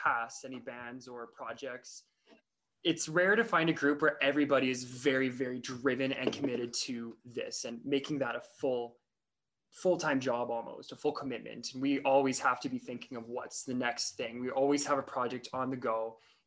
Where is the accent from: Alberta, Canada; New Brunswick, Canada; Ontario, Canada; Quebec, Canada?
Alberta, Canada; Red Deer; I'm from Central Alberta. I lived in Red Deer for a long time.